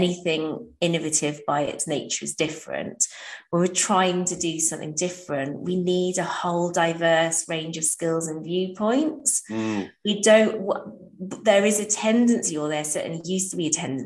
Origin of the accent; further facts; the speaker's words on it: Wales, United Kingdom; I grew up in Wales.